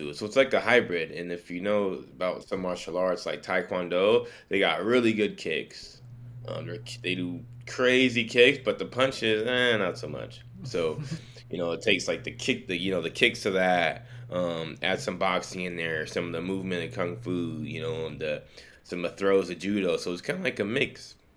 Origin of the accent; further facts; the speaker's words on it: Sacramento, California, United States; also born or lived in Santa Barbara, California; I was born in Santa Barbara on the coast, you know, 3-4 hours away. Moved here when I was 4 to Sacramento. I've lived in Sacramento majority of my life, all around Sac